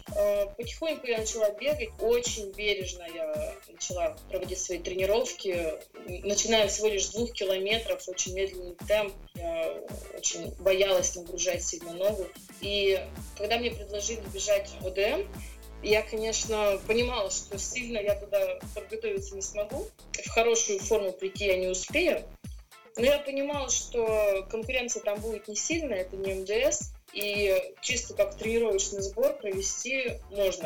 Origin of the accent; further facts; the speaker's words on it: Russia; я первая россиянка